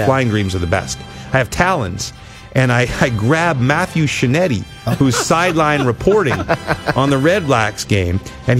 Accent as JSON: {"language": "English", "town": "Ottawa", "region": "Ontario", "country": "Canada", "tie": "born or raised there", "said": "In the nation's capital, my hometown."}